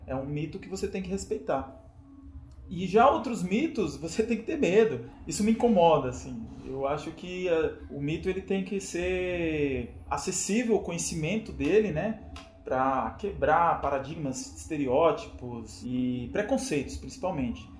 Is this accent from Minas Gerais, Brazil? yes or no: no; São Paulo, Brazil; also born or lived in Bahia; eu nasci na Bahia, no interior da Bahia, e vim para cá, para São Paulo, muito cedo, com 3 anos de idade